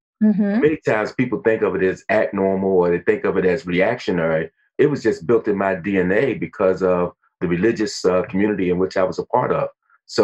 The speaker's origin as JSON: {"language": "English", "town": "Baltimore", "region": "Maryland", "country": "United States", "tie": "born or raised there", "also_born_or_lived": "Dayton, Ohio", "said": "I was born in the same block of the church in which I serve. So I was born in the 1200 block of Drew Hill Avenue in Upton. I guess that was the heyday back in the 50s when I was born."}